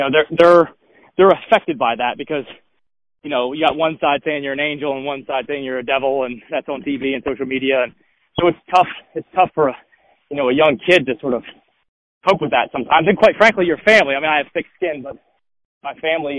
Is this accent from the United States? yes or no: yes; Delmarva Peninsula, Eastern Shore of Maryland, United States; moved away; I'm originally from the Eastern Shore on the Maryland side, Delmarva Peninsula.